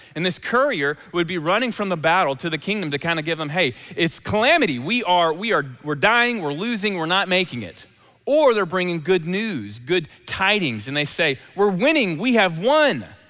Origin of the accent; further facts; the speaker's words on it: Memphis, Tennessee, United States; accent: Southern; I'm from Memphis.